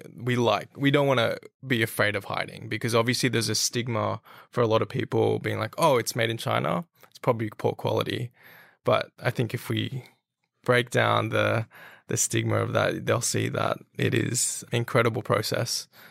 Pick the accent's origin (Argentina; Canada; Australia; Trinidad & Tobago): Australia; I am a Filipino heritage, but I was born and raised in Australia